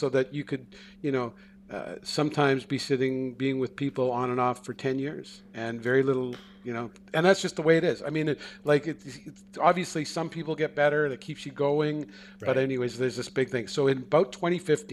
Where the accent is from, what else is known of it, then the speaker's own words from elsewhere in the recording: Canada; also born or lived in Seattle; I'm a Canadian